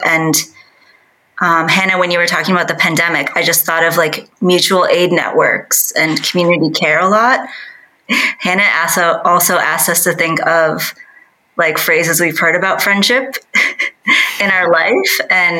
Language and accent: English; Midwest, United States; moved away as an adult; now in Seoul, South Korea; growing up in the Midwest in the U.S.